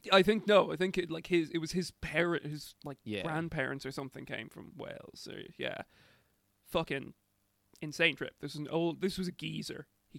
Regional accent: Ireland; And we're like, oh, we're from Ireland.

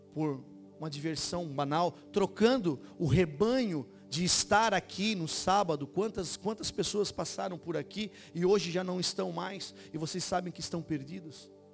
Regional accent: Brazil; nessa comunidade onde eu me criei

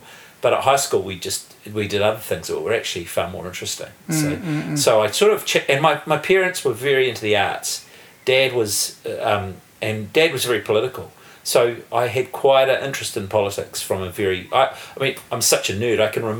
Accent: Wellington, New Zealand; I am born and bred in Wellington.

